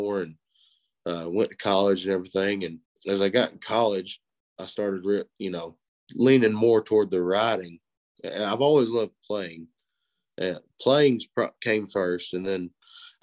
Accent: Northeast Georgia, United States; moved away; I'm originally from Northeast Georgia, up in the mountains, right on the North South Carolina line

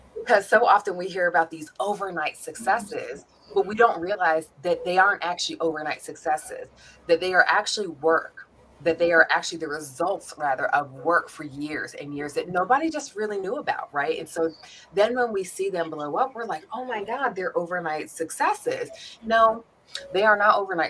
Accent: New York, United States; now in Atlanta, United States; I'm originally born and raised in New York, which of course I will forever claim

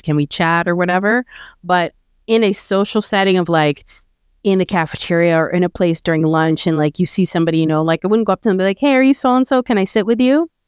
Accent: Canada; I'm Canadian and I was born here and I, you know, love my country

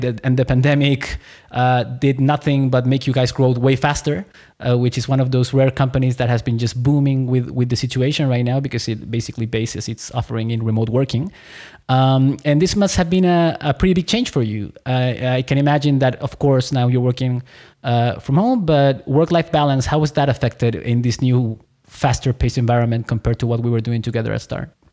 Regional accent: Chile; I was born in Chile.

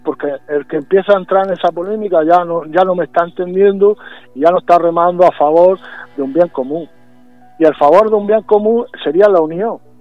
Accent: Region of Murcia, Spain; de nuestro sureste español, de nuestra tierra

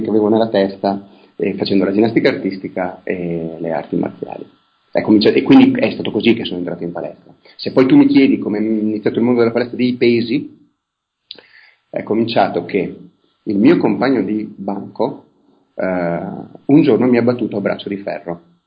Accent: province of Vicenza, Veneto, Italy; io sono nato nel millenovecentosessantaquattro in provincia di Vicenza

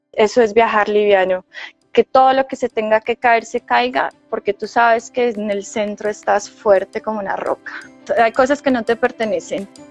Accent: Manizales, Caldas, Colombia; yo soy de acá de Manizales

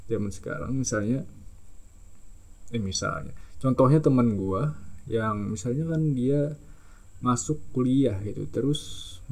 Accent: Banjarmasin, South Kalimantan, Indonesia; gue dari Banjarmasin soalnya dari Kalimantan Selatan dan ya salam kenal semuanya

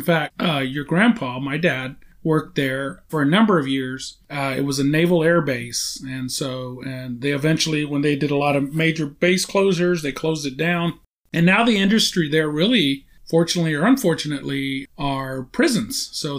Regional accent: Beeville, Texas, United States; So I was born in Beeville, Texas, a little town in between San Antonio and Corpus Christi. You know, born there, grew up there.

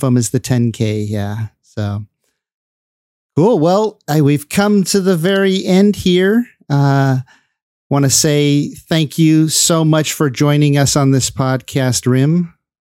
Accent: Bay Area, California, United States; I live in the uh, Bay Area

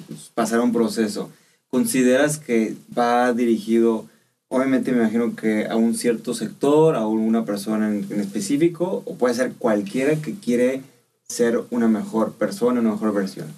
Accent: Mexico

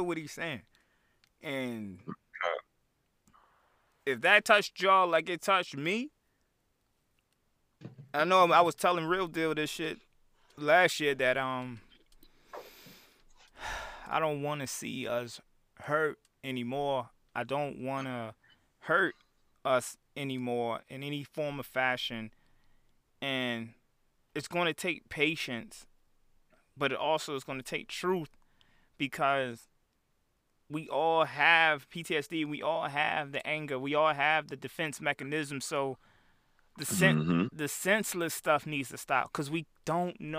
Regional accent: Chicago, Illinois, United States; I'm from Chicago

